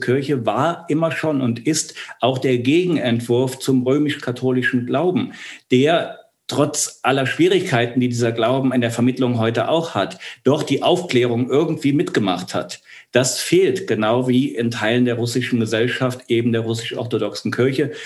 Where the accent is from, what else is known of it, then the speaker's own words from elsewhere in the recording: Archdiocese of Cologne, North Rhine-Westphalia, Germany; Ich komme aus dem Erzbistum Köln, also aus, aus Wölkistan